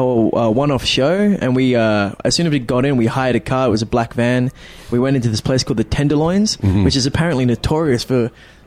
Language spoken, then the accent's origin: English; Adelaide, South Australia, Australia; moved away; from Australia.